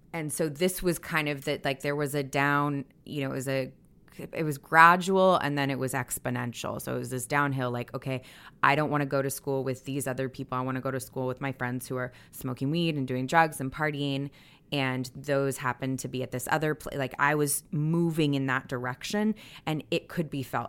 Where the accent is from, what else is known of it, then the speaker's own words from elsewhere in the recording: the Bay Area, Northern California, United States; also born or lived in Providence, Rhode Island / Boston; I think I was like six and a half or seven when we moved to Northern California from Boston.